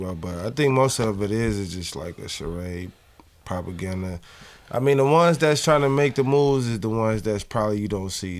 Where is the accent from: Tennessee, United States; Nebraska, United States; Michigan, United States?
Michigan, United States; Muskegon Heights; I actually grew up in Muskegon, Michigan.